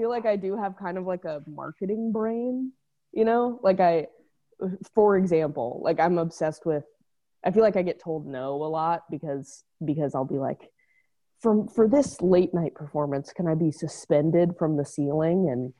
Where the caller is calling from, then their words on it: Los Angeles, California, United States; Echo Park, beautiful Echo Park, Los Angeles.